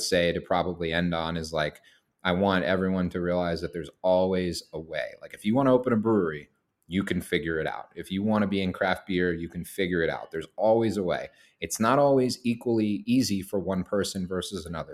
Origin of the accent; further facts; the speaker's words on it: Boston, Massachusetts, United States; moved away as an adult; now in Maine, United States; I'm born and raised in Boston